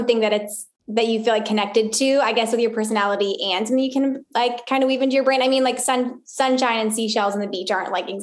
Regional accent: Arizona, United States; moved away as an adult; now in Pensacola, United States; before that, I'm from Arizona

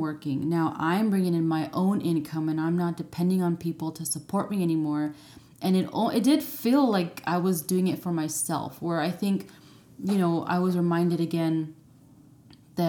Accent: United States; moved away as an adult; I'm American

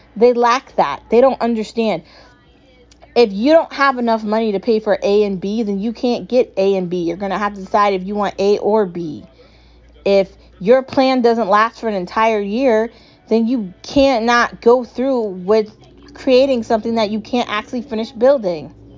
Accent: United States; I am American and I am proud.

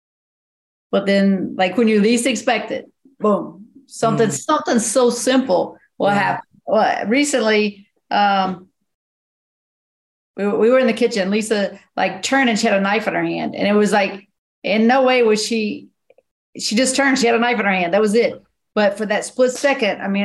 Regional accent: near Beckley, West Virginia, United States; I'm in Beckley, West Virginia, which is, you know, 25, 30 minutes from my hometown

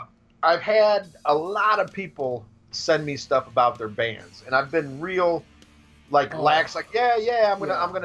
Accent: Chicago, Illinois, United States; I grew up around Chicago

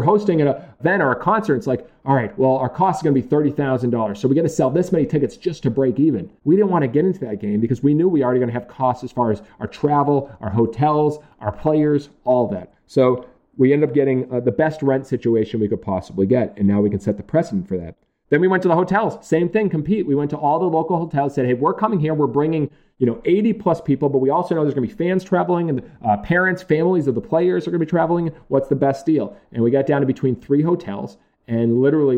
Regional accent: Massachusetts, United States

